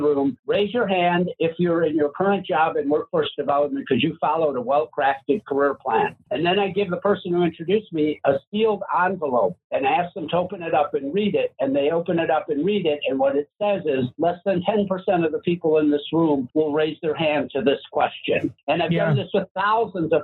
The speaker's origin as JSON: {"language": "English", "town": "Chicago", "region": "Illinois", "country": "United States", "tie": "born or raised there", "said": "By the time I was born in Chicago, they were running Robin's Restaurant"}